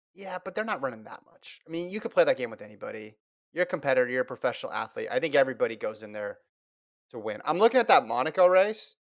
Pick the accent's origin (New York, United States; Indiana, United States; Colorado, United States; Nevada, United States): Nevada, United States; Las Vegas; I grew up in Las Vegas.